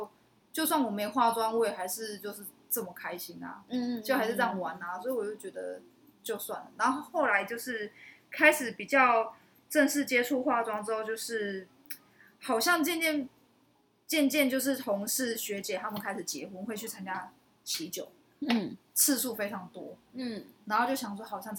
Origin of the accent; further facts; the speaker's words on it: Kaohsiung, Taiwan; 卡钩顶就是你知道小时候在高雄啊，高雄就是会有一个车骨镇，它是专门神明婚丧喜庆，然后会有出出阵的那个专门来跳舞给神明看的这样。